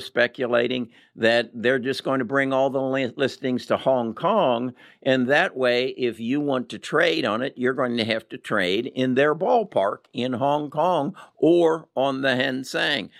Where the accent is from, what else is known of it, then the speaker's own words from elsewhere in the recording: United States; we as American investors